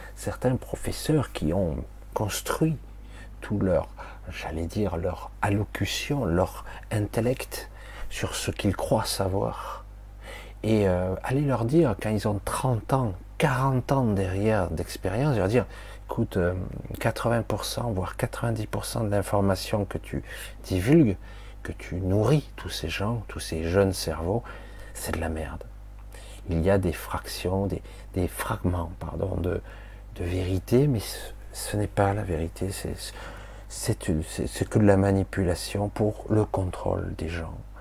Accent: France; je suis né en France

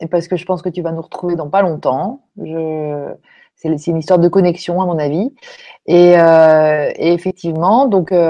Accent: France

